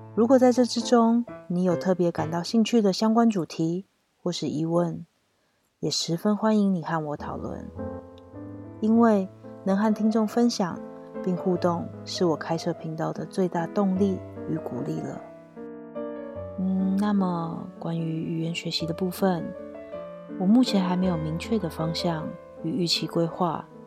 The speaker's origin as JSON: {"language": "Chinese", "town": "Taipei", "country": "Taiwan", "tie": "born or raised there", "also_born_or_lived": "Kaohsiung, Taiwan / Tainan, Taiwan / Japan", "moved": "as an adult", "lives_now": "France", "said": "是一个在台湾土生土长的台湾女生 从大学决定要离开出生地台北之后，便开始了奇幻的人生漂流旅程。从一开始的南下高雄念书，接着转战台南就业，再下定决心辞掉工作到日本打工度假"}